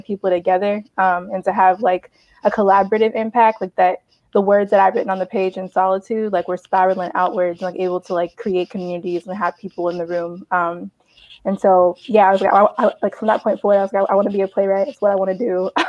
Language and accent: English; Pittsburgh, Pennsylvania, United States; moved away as an adult; now in New Haven, United States; I grew up in Pittsburgh, Pennsylvania, and I like lived there my entire life.